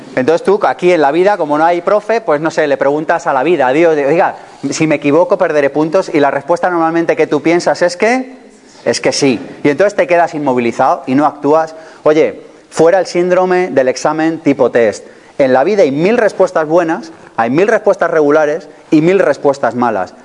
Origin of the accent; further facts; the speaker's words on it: Spain; somos españoles